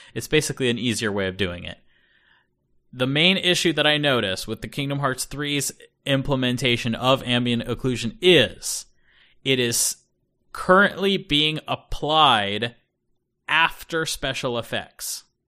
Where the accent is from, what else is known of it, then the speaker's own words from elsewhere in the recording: United States; first language English; moved away as an adult; now in Japan; growing up in North America